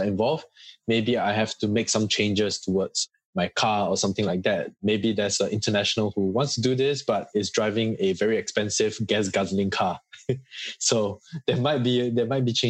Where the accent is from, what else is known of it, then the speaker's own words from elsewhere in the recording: Singapore; now in Australia; I'm from Singapore